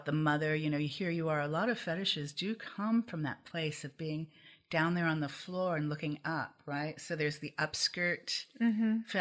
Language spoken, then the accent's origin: English; Midwest, United States; I'm from the Midwest